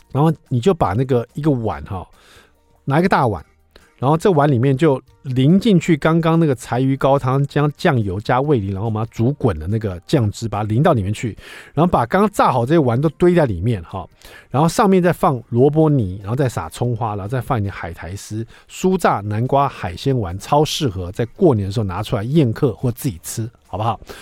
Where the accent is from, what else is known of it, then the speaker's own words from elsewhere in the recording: Taiwan; 我们台湾，现在很多小朋友他会学到很多母语